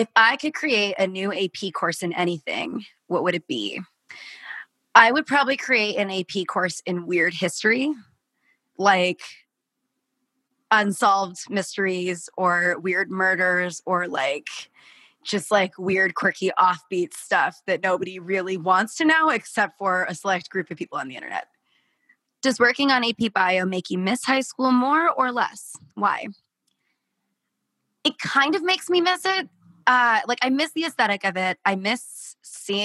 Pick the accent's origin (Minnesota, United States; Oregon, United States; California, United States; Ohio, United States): Oregon, United States; Portland; I grew up in Portland, Oregon.